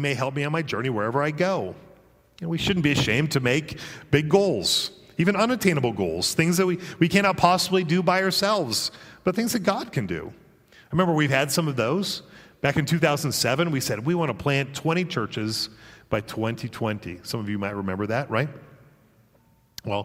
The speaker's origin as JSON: {"language": "English", "region": "Colorado", "country": "United States", "moved": "yes", "lives_now": "Virginia, United States", "said": "I'm from Colorado originally"}